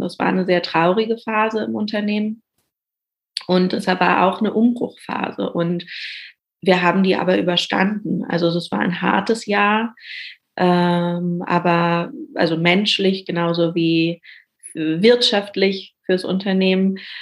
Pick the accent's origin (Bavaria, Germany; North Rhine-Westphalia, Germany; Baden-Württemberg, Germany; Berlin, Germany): Berlin, Germany; gebürtige Berlinerin, lebe auch immer noch hier